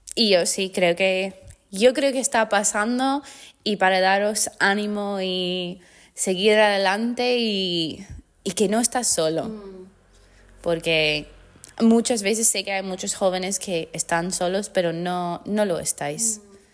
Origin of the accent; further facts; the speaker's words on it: United States; Spanish is a second language; moved away as an adult; also born or lived in Mexico; now in Spain; yo como americana